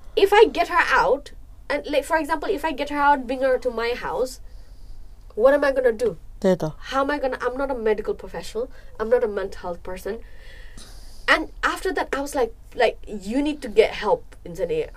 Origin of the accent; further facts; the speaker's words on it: Nepal; moved away; We grew up in Nepal and we came here.